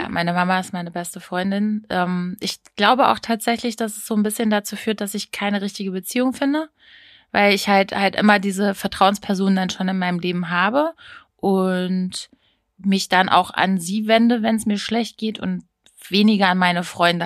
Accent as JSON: {"language": "German", "town": "Hameln", "region": "Lower Saxony", "country": "Germany", "said": "bei uns in Hameln"}